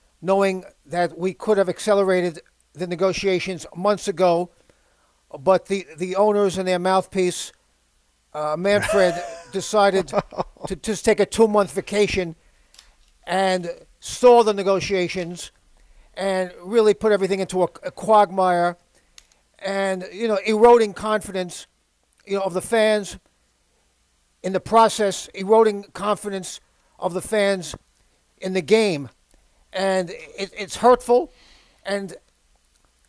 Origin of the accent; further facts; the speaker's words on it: New York City, New York, United States; I was born in Brooklyn